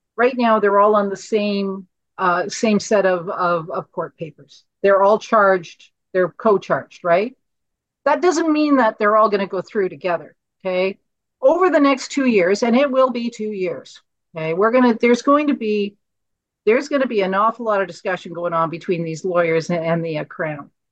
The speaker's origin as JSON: {"language": "English", "country": "Canada", "said": "as a Canadian and as a mum"}